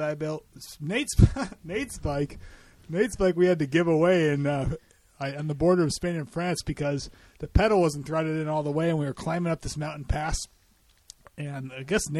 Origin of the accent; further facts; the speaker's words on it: Boulder, Colorado, United States; my hometown of Boulder, Colorado